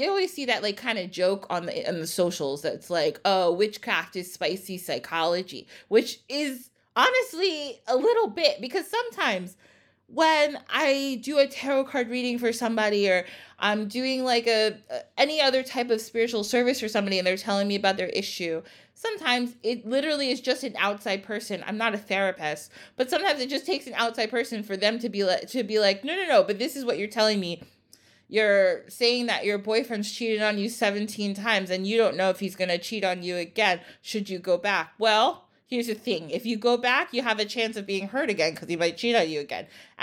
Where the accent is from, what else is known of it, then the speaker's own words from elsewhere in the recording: United States; I grew up in the United States